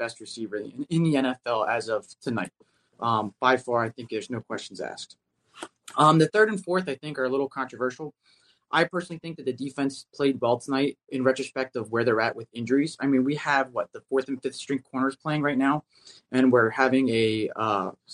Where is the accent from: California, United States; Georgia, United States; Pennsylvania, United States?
Pennsylvania, United States; Philadelphia; I'm from the Philly area